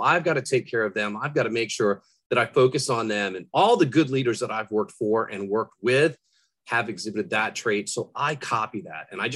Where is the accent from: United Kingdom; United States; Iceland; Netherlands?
United States; Rhode Island; I grew up in Rhode Island